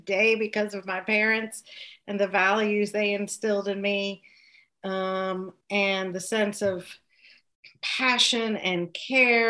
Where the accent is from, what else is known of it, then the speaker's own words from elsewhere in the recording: Kentucky, United States; accent: Southern; moved away as an adult; also born or lived in Connecticut; now in Pennsylvania, United States; I am a native Kentuckian. I've lived in the Commonwealth of Pennsylvania for 13 years and before that in Connecticut. So you can kind of still hear my Southern accent